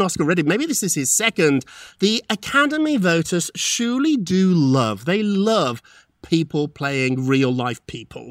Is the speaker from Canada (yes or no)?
no; United Kingdom; moved away; when I was growing up in Britain